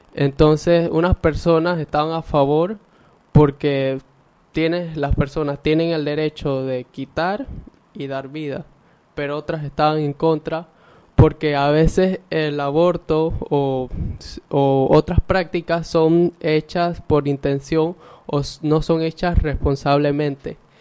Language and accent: Spanish; Ocú, Herrera, Panama; soy de Ocu, orgullosamente del Colegio Rafael Quintero Villarreal